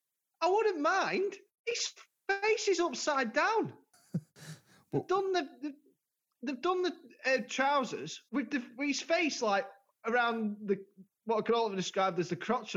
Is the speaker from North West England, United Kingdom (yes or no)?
yes; Blackpool, North West England, United Kingdom; we had one in Blackpool when I was growing up on Central Drive.